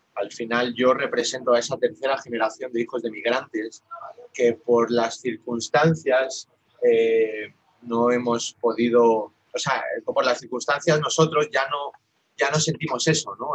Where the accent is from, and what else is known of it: Madrid, Community of Madrid, Spain; born or raised there; also born or lived in Ambato, Ecuador